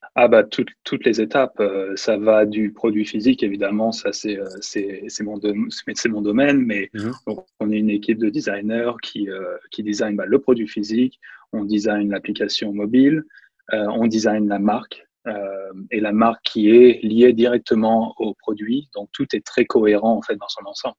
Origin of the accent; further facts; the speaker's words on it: France; moved away as an adult; also born or lived in Nantes / China; now in San Francisco, United States; j'ai grandi en France.